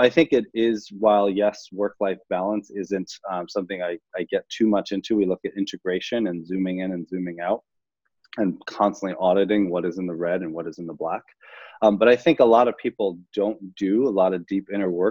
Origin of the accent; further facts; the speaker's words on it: Long Island, New York, United States; I grew up in Long Island